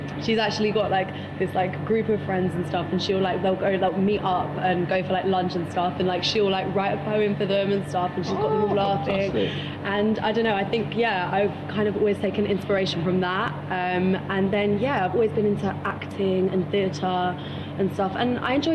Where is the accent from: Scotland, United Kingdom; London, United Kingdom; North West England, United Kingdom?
London, United Kingdom; moved away; as you can tell by the accent, I'm from London